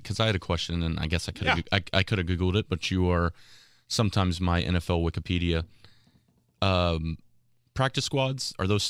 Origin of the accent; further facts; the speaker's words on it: Australia; accent: Australian; I enjoyed some of the banter that I got from my Australian accent.